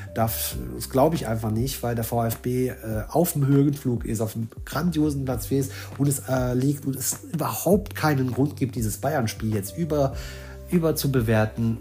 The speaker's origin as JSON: {"language": "German", "country": "Luxembourg", "said": "Ich bin selbst aus Luxemburg"}